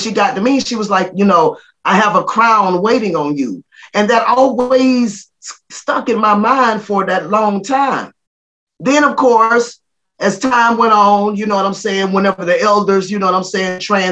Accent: Florida Panhandle, United States; we grew up in the Florida Panhandle

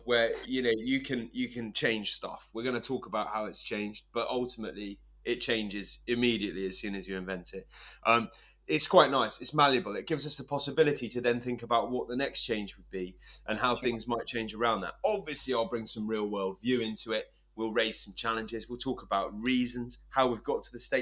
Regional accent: England, United Kingdom; now in Scotland, United Kingdom; as an Englishman living in northeast Scotland

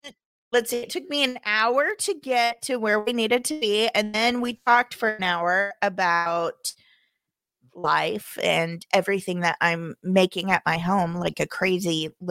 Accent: Missouri, United States; I'm from Missouri. I live 45 minutes away from a town of crafty called Branson, Missouri.

